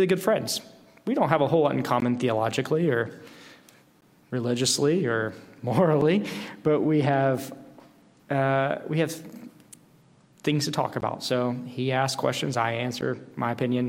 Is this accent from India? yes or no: no; Tennessee, United States; going back to my hometown in Tennessee